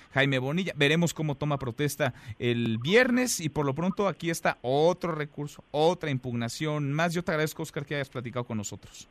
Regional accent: Mexico; nos distingue como mexicanos

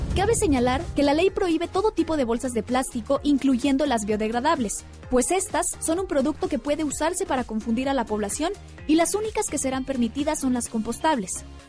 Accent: Mexico; como buenos mexicanos

